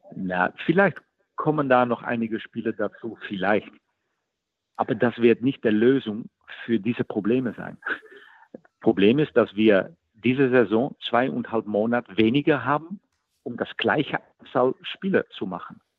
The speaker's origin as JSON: {"language": "German", "country": "Netherlands", "also_born_or_lived": "Rostock", "moved": "as an adult", "said": "in Holland machen, machen wir das nie"}